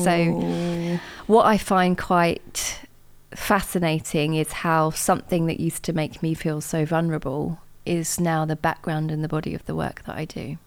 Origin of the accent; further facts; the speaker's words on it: Watford, East of England, United Kingdom; I grew up in Watford